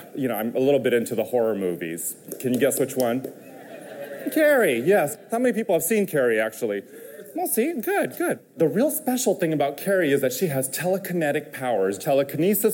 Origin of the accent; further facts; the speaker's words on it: Indonesia; now in Los Angeles, United States; Growing up in Indonesia